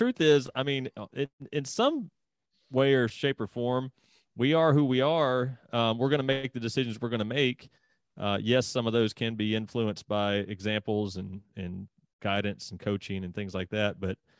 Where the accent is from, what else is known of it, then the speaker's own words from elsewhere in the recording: Mississippi, United States; moved away; I'm from Mississippi originally